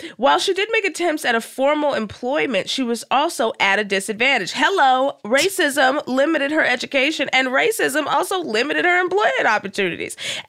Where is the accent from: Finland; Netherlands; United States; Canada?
United States; Dallas, Texas; I'm from Dallas, Texas.